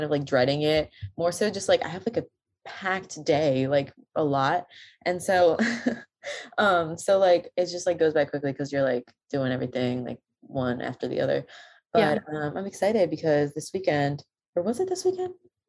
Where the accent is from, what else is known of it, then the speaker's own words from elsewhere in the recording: Boston, Massachusetts, United States; I'm from Boston, actually.